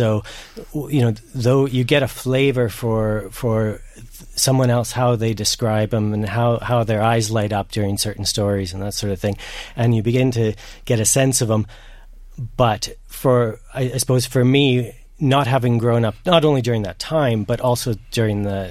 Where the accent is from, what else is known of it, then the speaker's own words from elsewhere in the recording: Canada; now in Dundalk, Ireland; I'm not from Ireland at all. I'm from Canada originally